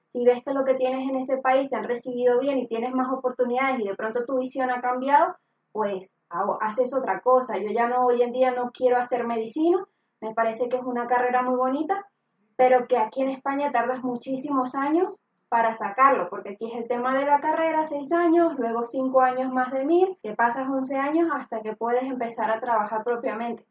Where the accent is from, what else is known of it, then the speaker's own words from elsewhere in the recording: Venezuela; moved away as an adult; now in Spain; yo soy venezolana